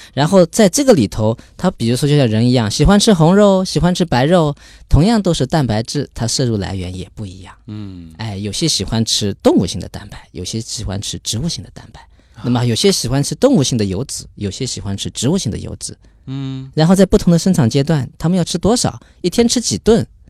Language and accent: Chinese; China; moved away as an adult; also born or lived in Norway; 整个所里就我一个中国人